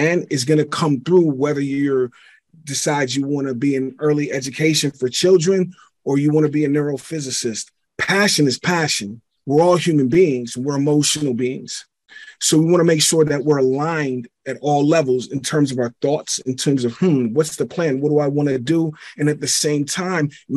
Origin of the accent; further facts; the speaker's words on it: Pittsburgh, Pennsylvania, United States; I'm originally from Pittsburgh, PA. And, you know, my parents, they didn't get along